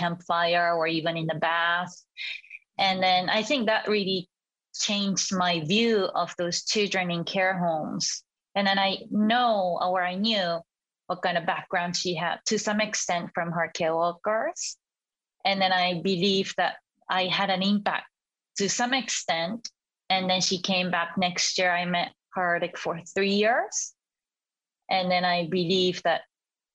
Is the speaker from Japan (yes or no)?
yes; Yokohama, Kanagawa, Japan; also born or lived in Sweden; I was born and raised in Yokohama, in Kanagawa, in Japan, as a youngest of four